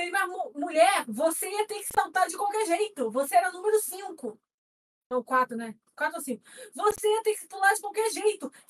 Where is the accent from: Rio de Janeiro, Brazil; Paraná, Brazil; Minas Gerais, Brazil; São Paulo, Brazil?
São Paulo, Brazil; born there; eu nasci em São Paulo